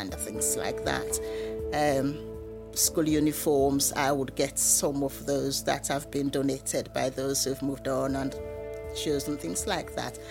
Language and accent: English; Sierra Leone; moved away as an adult; now in United Kingdom; I was born in Sierra Leone in West Africa